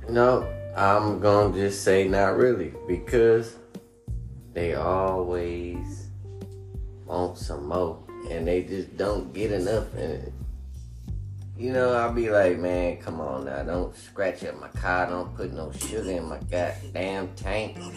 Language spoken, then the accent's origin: English; Washington, District of Columbia, United States; Where you from? I'm from DC.